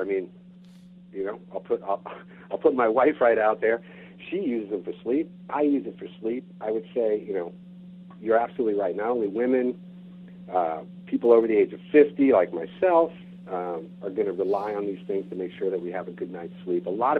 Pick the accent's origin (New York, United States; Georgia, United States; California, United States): New York, United States; moved away as an adult; now in Bainbridge Island, United States; being a New Yorker